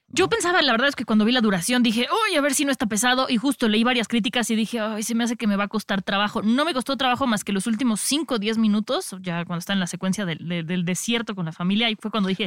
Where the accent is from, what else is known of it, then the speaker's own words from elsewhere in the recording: Mexico; nosotros como mexicanos